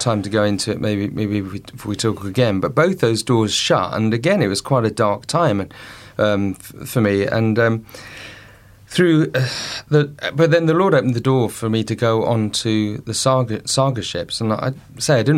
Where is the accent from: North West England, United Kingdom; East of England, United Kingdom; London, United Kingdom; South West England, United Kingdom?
East of England, United Kingdom; Colchester; my hometown of Colchester